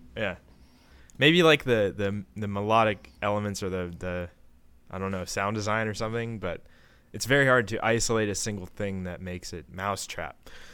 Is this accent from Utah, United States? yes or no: no; Maryland, United States; I'm from Maryland